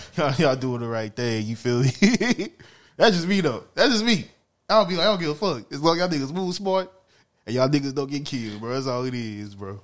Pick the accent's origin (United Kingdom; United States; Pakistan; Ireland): United States; Louisiana; I'm from Louisiana